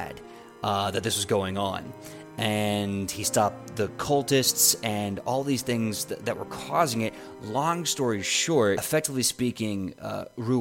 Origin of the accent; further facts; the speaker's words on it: United States; an American